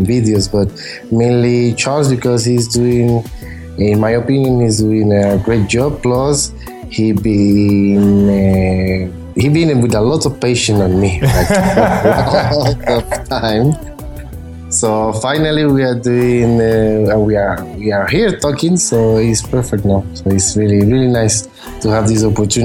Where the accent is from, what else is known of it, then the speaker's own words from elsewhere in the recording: Panama; moved away as an adult; now in Spain; I was born in Panama. Some of you are from Panama. I live in Spain, but I grew up in Panama. I was there till I moved here to Spain when I was 21.